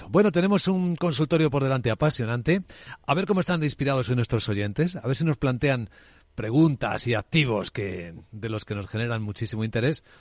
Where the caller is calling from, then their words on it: Asturias, Spain; de Asturias.